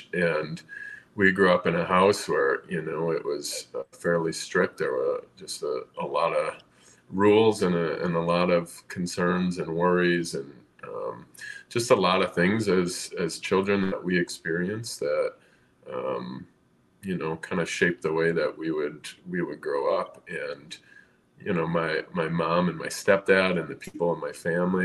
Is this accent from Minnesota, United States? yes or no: yes; southern Minnesota, United States; also born or lived in East Coast; I grew up here in southern Minnesota, mostly. I'm in the metro area now, but I'm from the East Coast originally